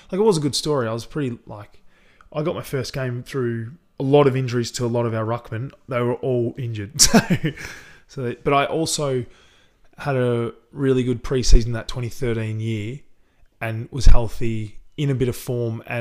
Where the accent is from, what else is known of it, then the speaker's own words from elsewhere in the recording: Sunbury, Victoria, Australia; yeah, we grew up in Sunbury. so we had a bit of a backyard